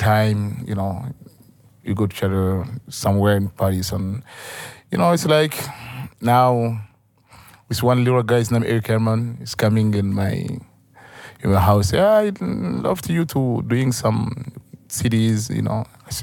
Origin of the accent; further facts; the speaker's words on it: northern Mali, Mali; English is a second language; Where I'm born, where I'm from, it's desert